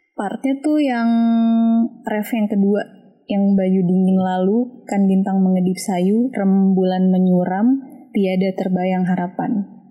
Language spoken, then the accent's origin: Indonesian; Bekasi, West Java, Indonesia; Gue dari Bekasi.